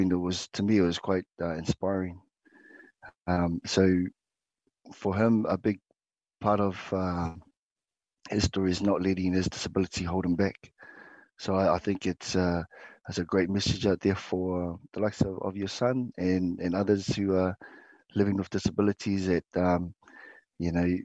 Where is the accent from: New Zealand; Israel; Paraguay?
New Zealand; Dunedin, Otago; myself, was born in Otepoti, Dunedin